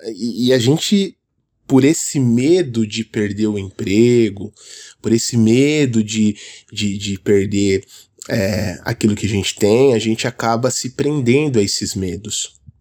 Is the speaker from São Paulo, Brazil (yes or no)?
yes; São Paulo, Brazil; eu sou aqui de São Paulo, então aqui é muito comum o pessoal falar esse linguajar